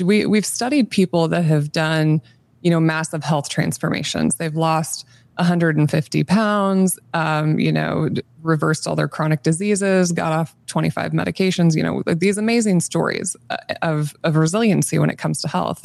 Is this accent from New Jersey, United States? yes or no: no; Nebraska, United States; I grew up in Nebraska, born and raised in the state